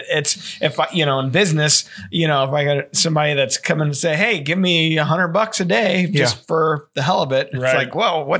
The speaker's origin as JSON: {"language": "English", "region": "Missouri", "country": "United States", "tie": "born or raised there", "said": "I grew up in Smalls in Missouri."}